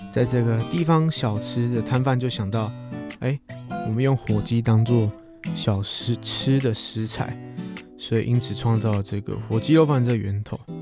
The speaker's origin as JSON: {"language": "Chinese", "region": "Chiayi", "country": "Taiwan", "tie": "born or raised there", "also_born_or_lived": "Tainan", "said": "我出生在台南，但我成长的城市其实是在嘉义"}